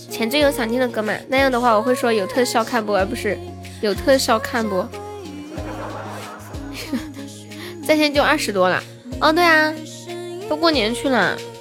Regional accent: Nanchong, Sichuan, China; 我是南充的

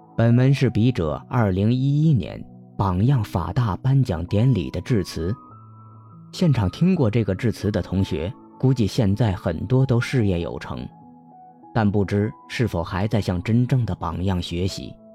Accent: Hunan, China; accent: cannot distinguish front and back nasals; 我是湖南人，区分不了前后鼻音

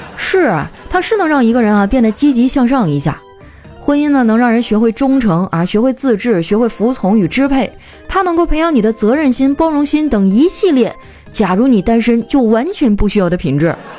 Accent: Northeast China, China; 我们东北人

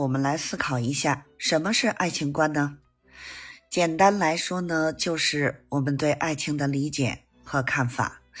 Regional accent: Beijing, China; 咱们下期节目再见

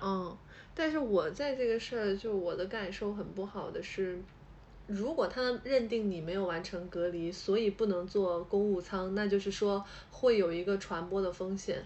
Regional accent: Hubei, China; now in Shanghai, China; 我是湖北人嘛

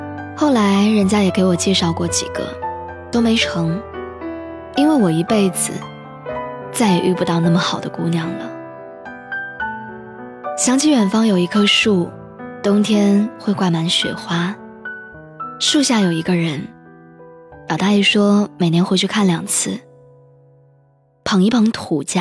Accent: Qingdao, Shandong, China; 他又问我说：“你老家是哪里的？”我说：“是青岛。”

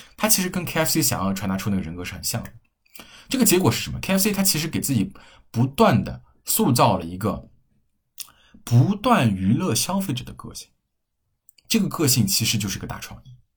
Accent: Hefei, Anhui, China; 我们老家合肥的品牌

